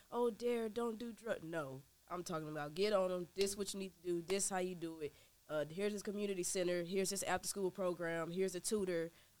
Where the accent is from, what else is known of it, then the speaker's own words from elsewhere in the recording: Missouri City, Texas, United States; I'm from Missouri City, Texas